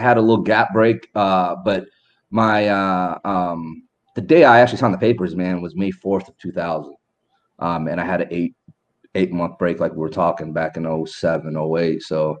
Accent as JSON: {"language": "English", "country": "Ethiopia", "also_born_or_lived": "Sudan", "said": "We're from Ethiopia. My dad's from Ethiopia. My mom's from Eritrea. I was born in Sudan."}